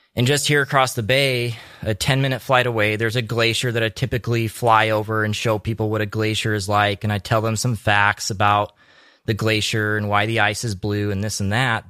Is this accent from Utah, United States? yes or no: yes; Utah, United States; also born or lived in Alaska; now in Homer, United States; I grew up in Utah.